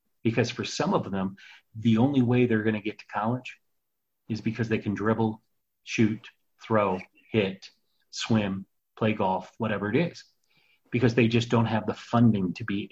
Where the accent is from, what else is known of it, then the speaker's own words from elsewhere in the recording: Phoenix, Arizona, United States; I grew up in the Phoenix area